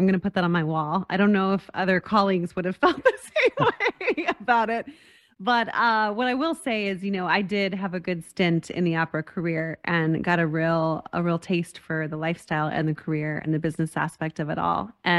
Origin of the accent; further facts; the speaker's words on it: Las Cruces, New Mexico, United States; I grew up in Las Cruces, New Mexico, which is a very small town, a border town near El Paso, Texas.